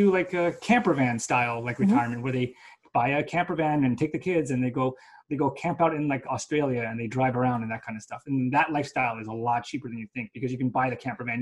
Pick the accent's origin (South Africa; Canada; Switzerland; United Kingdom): Canada; we're Canadian